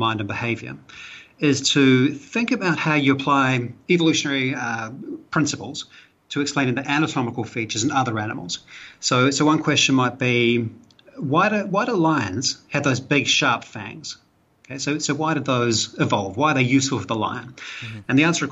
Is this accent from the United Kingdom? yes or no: no; New Zealand; accent: Kiwi; moved away as an adult; now in Malaysia; I'm a Kiwi. I'm from New Zealand originally. That's where my accent's from, if you're trying to place the accent.